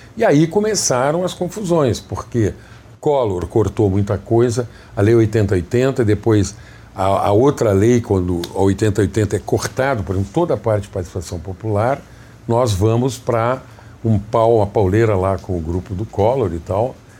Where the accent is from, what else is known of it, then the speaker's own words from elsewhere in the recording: Jaguari, Rio Grande do Sul, Brazil; moved away as an adult; also born or lived in Santa Maria, Rio Grande do Sul; now in Rio de Janeiro, Brazil; Jaguari, que é a minha cidade natal. Santa Maria, eu vim com 14 anos para fazer o segundo grau